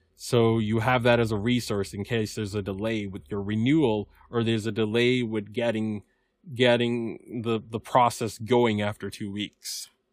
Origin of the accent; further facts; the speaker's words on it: Massachusetts, United States; Massachusetts, my home state